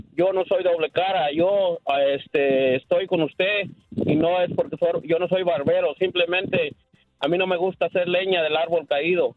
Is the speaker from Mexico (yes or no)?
yes; Mexico; yo soy mexicano 100%